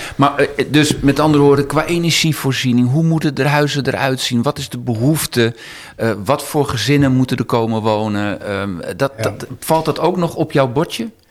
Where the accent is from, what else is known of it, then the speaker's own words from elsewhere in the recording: Amsterdam, North Holland, Netherlands; als Amsterdammer